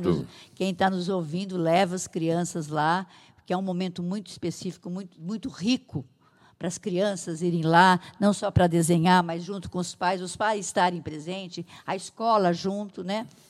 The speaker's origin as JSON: {"language": "Portuguese", "town": "Santa Adélia", "region": "São Paulo", "country": "Brazil", "moved": "yes", "lives_now": "Araras, Brazil", "said": "eu sou da cidade de Santa Adélia, lá perto de Catanduva"}